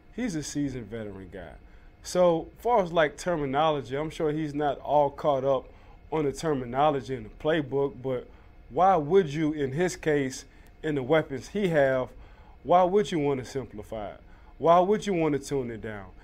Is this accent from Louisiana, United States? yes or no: yes; New Orleans, Louisiana, United States; I'm from New Orleans